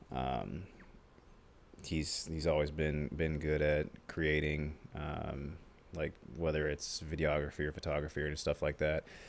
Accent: Omaha, Nebraska, United States; we're from Omaha, specifically the west side of Omaha. And that's where we've grown up. He was, he wasn't born there. I was, I was born there

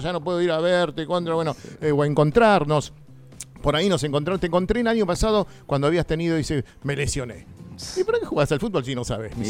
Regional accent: Argentina; como argentinos

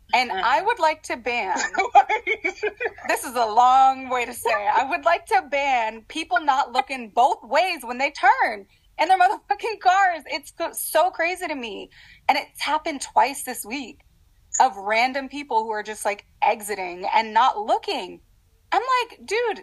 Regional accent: Los Angeles, California, United States; Los Angeles, born and raised.

